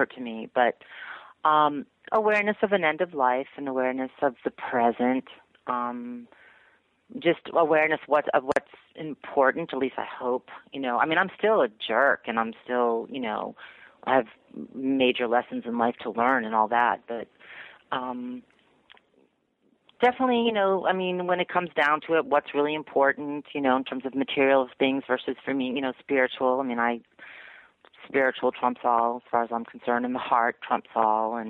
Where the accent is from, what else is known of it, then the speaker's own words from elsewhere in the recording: Newton, Massachusetts, United States; moved away as an adult; also born or lived in Atlanta; I grew up in Newton, which is a sort of affluent suburb of Boston